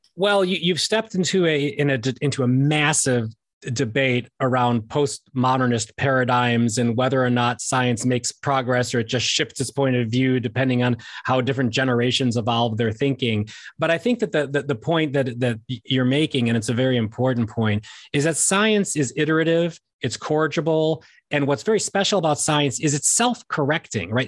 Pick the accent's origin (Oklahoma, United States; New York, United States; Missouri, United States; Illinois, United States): Illinois, United States; Chicago; I'm from Chicago